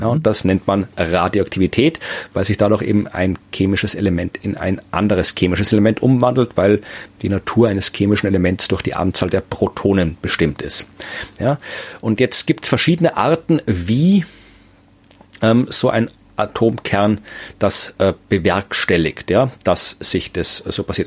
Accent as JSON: {"language": "German", "town": "Krems", "region": "Lower Austria", "country": "Austria", "tie": "born or raised there", "said": "Krems, meine Heimatstadt"}